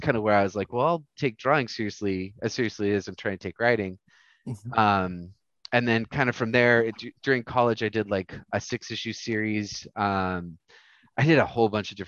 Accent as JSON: {"language": "English", "town": "Roswell", "country": "United States", "tie": "born or raised there", "said": "my hometown doesn't have like a shop. Roswell didn't have like they had a shop"}